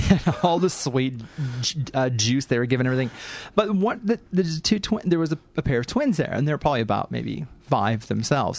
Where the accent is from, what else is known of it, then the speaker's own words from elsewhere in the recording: St. Louis, Missouri, United States; moved away as an adult; now in Australia; my hometown of St. Louis